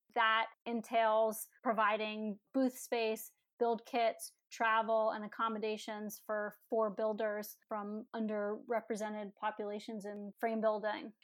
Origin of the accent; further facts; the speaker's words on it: Philadelphia, Pennsylvania, United States; my heart was always in Philly since that's my hometown